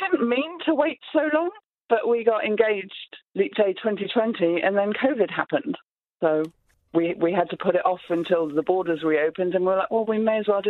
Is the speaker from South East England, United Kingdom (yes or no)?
no; Scotland, United Kingdom; now in Upper Hutt, New Zealand; So I'm Scottish